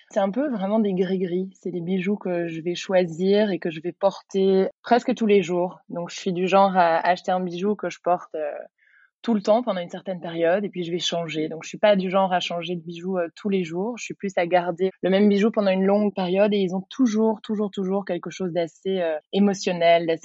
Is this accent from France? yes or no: no; Brussels, Belgium; j'ai 31 ans, je suis bruxelloise, je suis professeure de yoga